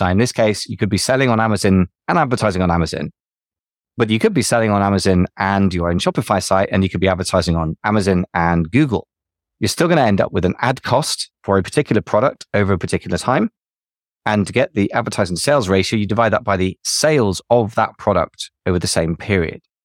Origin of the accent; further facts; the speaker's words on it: United Kingdom; Being British, we like to celebrate when we lose.